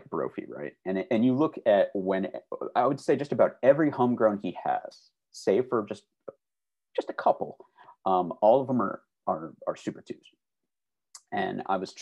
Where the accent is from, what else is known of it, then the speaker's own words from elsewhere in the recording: Glen Ellyn, Illinois, United States; I grew up about 25 minutes due west of Chicago proper in a town called Glen Ellen, Illinois